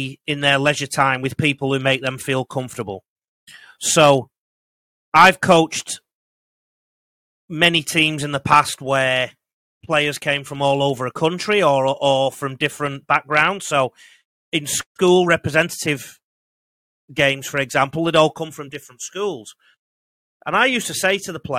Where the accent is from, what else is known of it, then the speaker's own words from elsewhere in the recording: the north of England, United Kingdom; accent: Northern English; now in Australia; I've got a Northern English accent